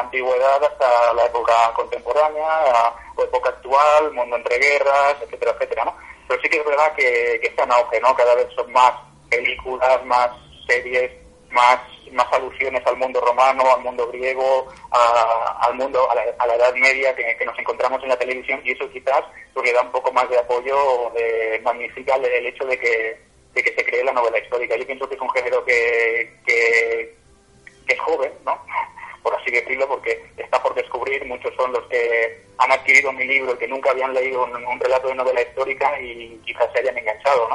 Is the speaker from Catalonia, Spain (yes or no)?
yes; Catalonia, Spain; soy catalán de la tierra